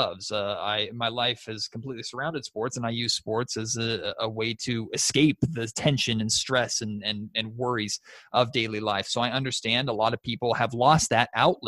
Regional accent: Sacramento, California, United States; I was so spoiled growing up in Sacramento with the late 90s and early 2000s Kings

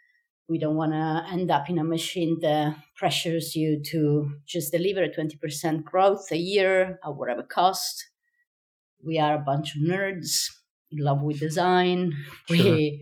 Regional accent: Sicily, Italy; English is a second language; now in Rotterdam, Netherlands; I'm from Sicily.

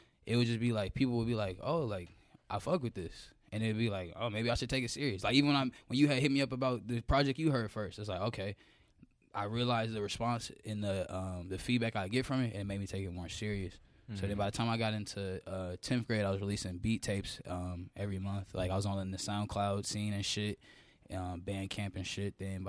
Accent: Georgia, United States; But I grew up in DeKalb County. And then my last 3 years of high school, wiggled up to the North Side. You feel me? Got cultured at Norcross.

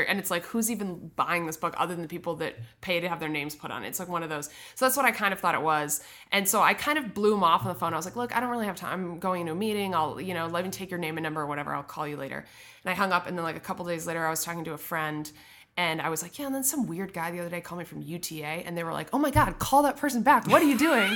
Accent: Midwest, United States; moved away; I'm from the Midwest.

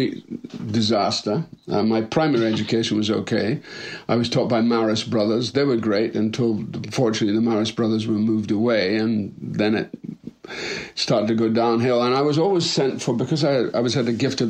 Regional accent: Dundee, Scotland, United Kingdom; moved away as an adult; also born or lived in Edinburgh / Birmingham; I was born in Dundee, Scotland in 1946.

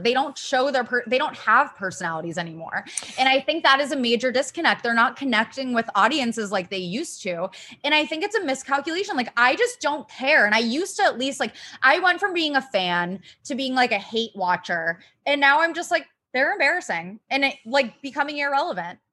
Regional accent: Ohio, United States; I'm from Ohio

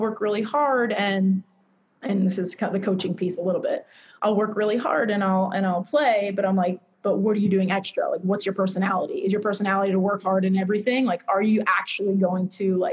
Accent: Massapequa Park, New York, United States; grew up Massapequa Park, Grand Boulevard, what, 8 houses from the Vinbergs.

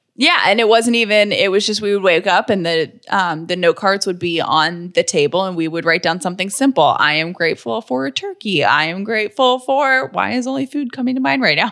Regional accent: Atlanta, Georgia, United States; also born or lived in Nashville, Tennessee / Charlottesville, Virginia; I am from Atlanta, born and raised

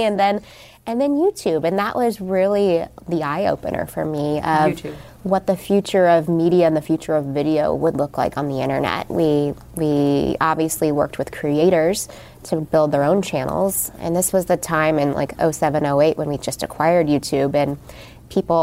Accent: Texas, United States; moved away as an adult; I'm from Texas, like, Southern Christian girl.

